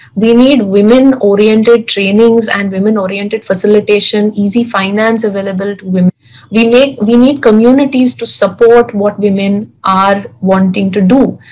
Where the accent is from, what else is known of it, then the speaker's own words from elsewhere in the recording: Mumbai, Maharashtra, India; a girl born and brought up in Mumbai, living in Bandra